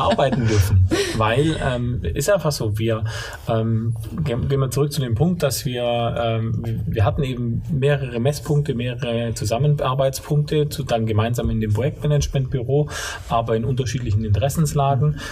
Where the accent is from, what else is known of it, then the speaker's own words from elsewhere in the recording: Allgäu, Bavaria, Germany; accent: Swabian (not very strong); now in Stuttgart, Germany; ich bin geboren im Allgäu und aufgewachsen, ähm, schwäbischer Dialekt jetzt nicht ganz so stark, bin aber stolzer Stuttgarter